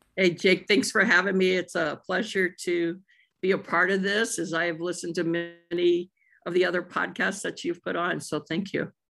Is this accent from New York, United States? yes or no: no; outside of Saint Louis, Missouri, United States; moved away as an adult; also born or lived in Jonesboro, Arkansas / Texas / Florida / New Mexico; now in Oregon, United States; I was raised, uh, in a small community right outside of Saint Louis